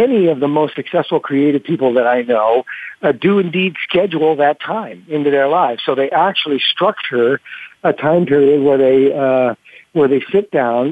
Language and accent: English; Rockford, Illinois, United States; the Performing Arts Center of my hometown, which is Rockford, Illinois.